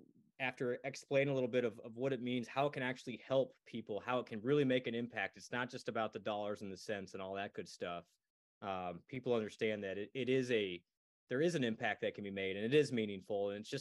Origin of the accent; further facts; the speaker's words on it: Iowa, United States; born there; So I was born in the University of Iowa hospitals.